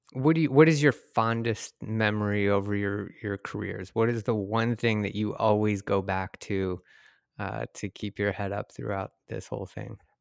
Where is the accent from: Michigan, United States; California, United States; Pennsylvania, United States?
Michigan, United States; Detroit; moved away; I'm from Detroit originally